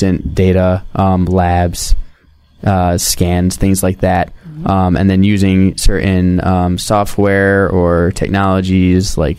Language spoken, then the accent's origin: English; New York, United States; also born or lived in Chicago / New Orleans; now in Milwaukee, United States; I grew up in New York.